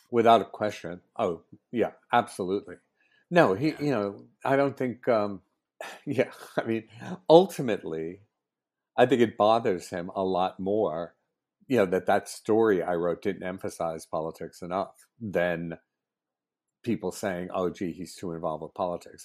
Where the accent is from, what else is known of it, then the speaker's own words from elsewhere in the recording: New York, United States; moved away as an adult; also born or lived in Philadelphia area; I'm from New York originally, and I moved back to New York